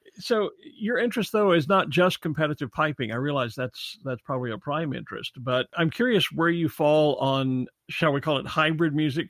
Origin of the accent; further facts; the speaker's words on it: Texas, United States; my home state of Texas